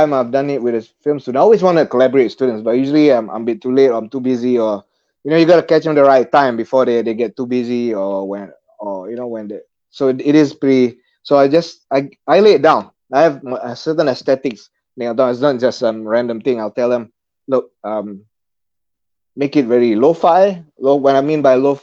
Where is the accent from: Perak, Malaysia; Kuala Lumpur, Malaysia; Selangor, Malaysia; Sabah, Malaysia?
Selangor, Malaysia; Bangi; also born or lived in Perth, Australia; I'm from Bangi, south of KL